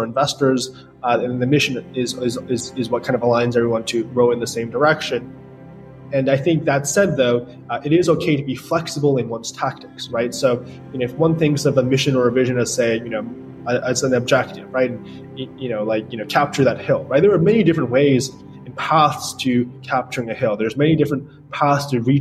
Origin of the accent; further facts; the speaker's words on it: New York, United States; I grew up in New York